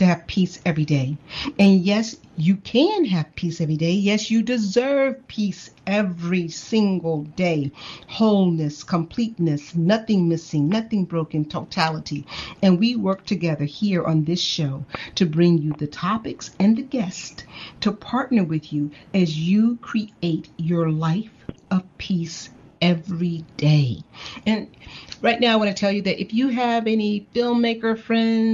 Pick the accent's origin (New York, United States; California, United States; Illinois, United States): Illinois, United States; Chicago; my hometown of Chicago